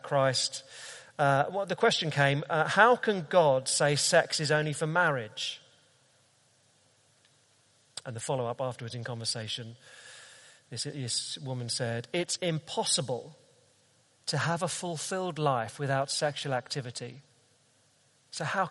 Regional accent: London, United Kingdom; I'm a Brit, and I'm a Londoner

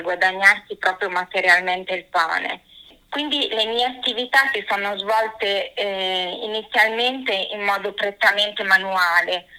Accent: Sogliano al Rubicone, Emilia-Romagna, Italy; also born or lived in Forlì; now in Rome, Italy; io praticamente vengo da un paesino di campagna del comune di Sogliano sul Rubicone e nel 2000 mi sono trasferita a Forlì

